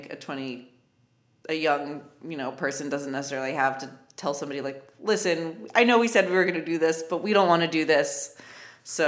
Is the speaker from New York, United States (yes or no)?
yes; Syracuse, New York, United States; moved away as an adult; also born or lived in Los Angeles; my hometown